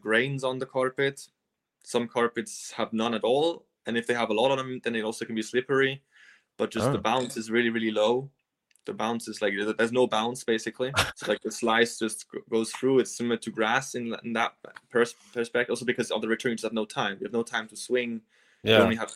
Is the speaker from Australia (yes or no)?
no; Switzerland; I grew up on clay in Switzerland